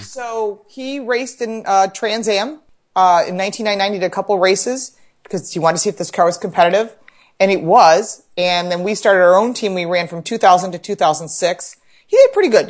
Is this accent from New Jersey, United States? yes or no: no; Dearborn, Michigan, United States; now in Buffalo, United States; we lived in Detroit. So we're outside of Detroit, And I was born in Dearborn